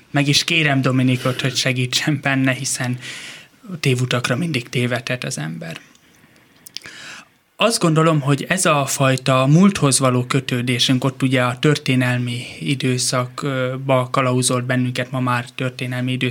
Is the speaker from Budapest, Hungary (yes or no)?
no; Simontornya, Tolna, Hungary; born or raised there; also born or lived in Pécs / Cece